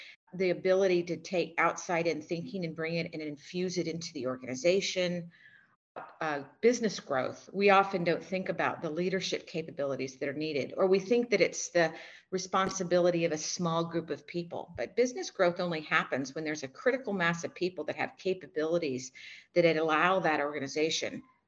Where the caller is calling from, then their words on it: Singapore; I am in Singapore.